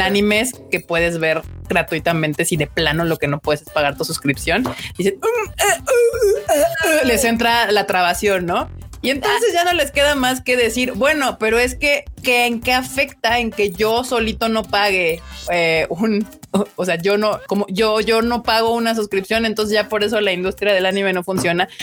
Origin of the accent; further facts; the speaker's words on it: Mexico City, Mexico; somos tan de México que somos del centro de México, de la CDMX también